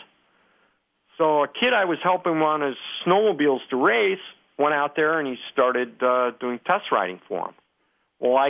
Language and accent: English; McHenry, Illinois, United States; I grew up in a northern town of Illinois